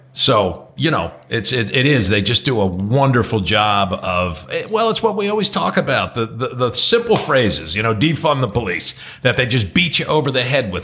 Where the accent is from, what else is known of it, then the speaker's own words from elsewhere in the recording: New Jersey, United States; moved away; I also have a pretty intimate knowledge of Jewish folks growing up in Jersey